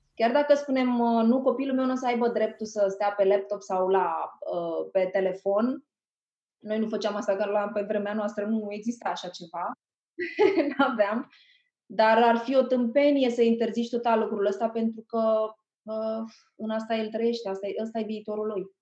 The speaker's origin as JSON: {"language": "Romanian", "town": "Tulcea", "region": "Tulcea County", "country": "Romania", "tie": "born or raised there", "moved": "yes", "said": "m-am născut în Tulcea, era un orășel pe vremea, acum s-a mai extins era orașul meu natal"}